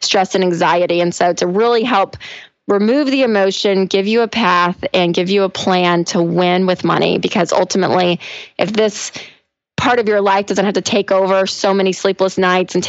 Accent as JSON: {"language": "English", "town": "Nashville", "region": "Tennessee", "country": "United States", "tie": "born or raised there", "said": "I am from Nashville and living in Nashville"}